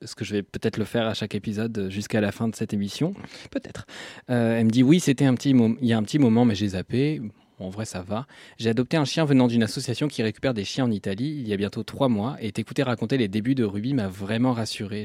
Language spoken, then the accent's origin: French; Normandy, France; moved away; also born or lived in Lyon; j'ai grandi en Normandie